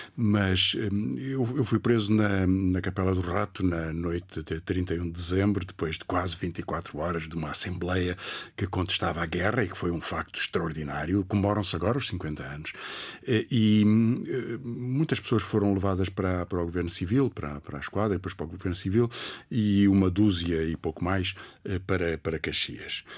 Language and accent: Portuguese; Portugal; also born or lived in Mozambique; o meu pai, que é militar, e a minha mãe, advogada, voltaram para, para, para o continente